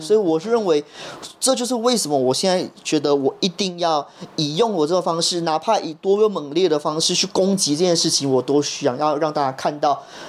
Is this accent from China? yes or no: no; Malaysia; moved away as an adult; now in Taiwan; 对，我是马来西亚的。